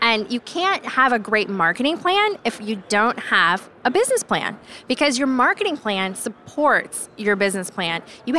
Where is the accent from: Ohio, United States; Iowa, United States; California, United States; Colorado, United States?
Iowa, United States; I'm a farmer's daughter. So my dad's a farmer. My mom was a housewife. And I grew up in Iowa in that capacity.